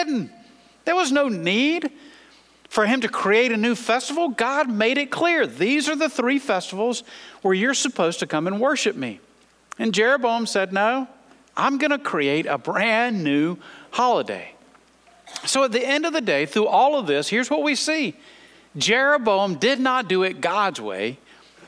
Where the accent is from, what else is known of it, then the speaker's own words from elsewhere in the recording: United States; as American Christians